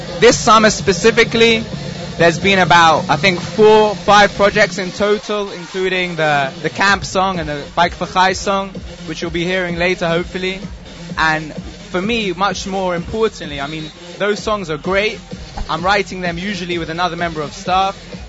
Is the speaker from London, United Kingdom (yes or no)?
yes; London, United Kingdom; From London, England.